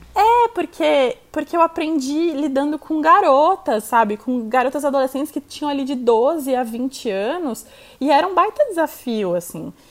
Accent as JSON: {"language": "Portuguese", "region": "São Paulo", "country": "Brazil", "tie": "born or raised there", "also_born_or_lived": "Itu", "said": "A gente foi para Itu, eu nasci aqui em São Paulo, quando eu tinha 12 anos, a gente foi morar em Itu"}